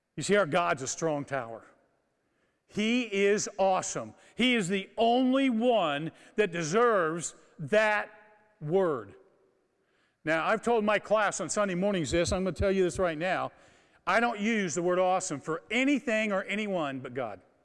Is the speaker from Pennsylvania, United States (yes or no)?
no; Kokomo, Indiana, United States; I grew up in Kokomo, Indiana